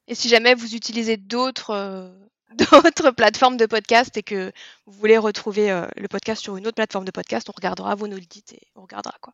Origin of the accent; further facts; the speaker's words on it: near Disneyland Paris, Île-de-France, France; j'ai grandi pas très très loin de Disneyland Paris